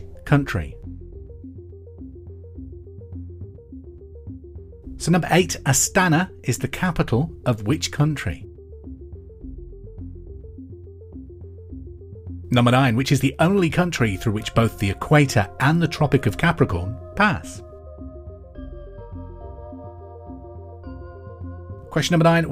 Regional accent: Hereford, West Midlands, United Kingdom; I'm from Hereford, which is the home of Bulmers and Westerns, so cider runs through my veins

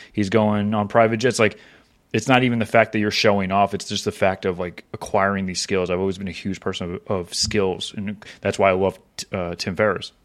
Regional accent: Florida, United States; I grew up in Florida

